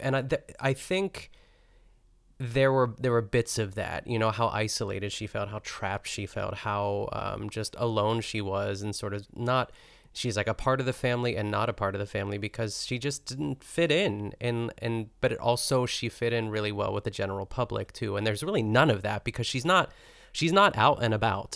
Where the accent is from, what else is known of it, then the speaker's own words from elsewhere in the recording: United States; we're American